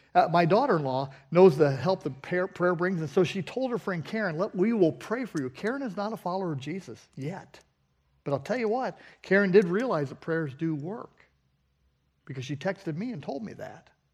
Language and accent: English; Southern California, United States; moved away; We grew up in Southern California